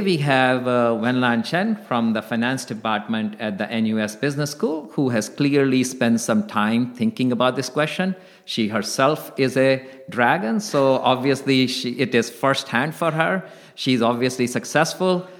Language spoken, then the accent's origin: English; India; also born or lived in United States; now in Singapore; As an Indian who lived in America